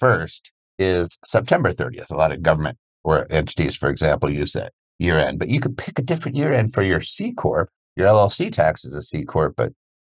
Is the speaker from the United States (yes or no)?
yes; Media, Pennsylvania, United States; I grew up in Media, Pennsylvania, outside of Philly